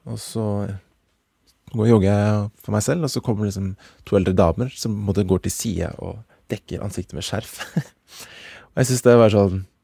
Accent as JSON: {"language": "Norwegian", "country": "Norway", "said": "som nordmenn"}